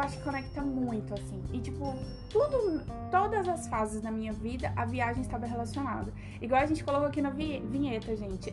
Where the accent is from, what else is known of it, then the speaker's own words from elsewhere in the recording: Goiânia, Goiás, Brazil; a minha família não mora em Goiânia desde que eu me entendo por gente. Então sempre foi eu e minha mãe em Goiânia.